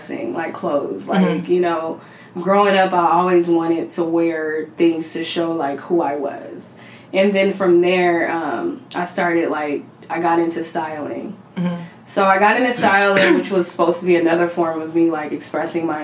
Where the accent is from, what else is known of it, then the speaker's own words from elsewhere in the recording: Cerritos, California, United States; also born or lived in Los Angeles area; I'm from Cerritos, but I've been everywhere in the LA area